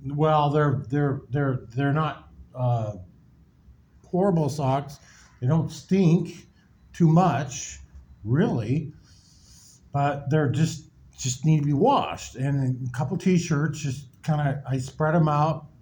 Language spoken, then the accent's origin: English; Nebraska, United States; now in Miami, United States; I'm from Nebraska